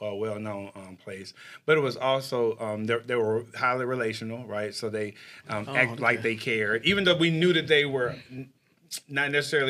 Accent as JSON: {"language": "English", "region": "Texas", "country": "United States", "tie": "born or raised there", "said": "I grew up in Texas and it was hot"}